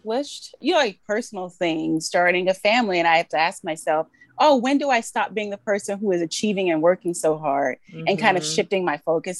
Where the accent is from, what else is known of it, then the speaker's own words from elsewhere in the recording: Georgia, United States; moved away as an adult; also born or lived in Alabama; now in New York, United States; I was born in Alabama, Grew up in Georgia